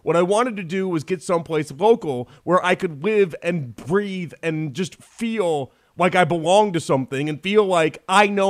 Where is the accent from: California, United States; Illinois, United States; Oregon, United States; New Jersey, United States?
Illinois, United States; Chicago; moved away; also born or lived in Houston; my hometown, Chicago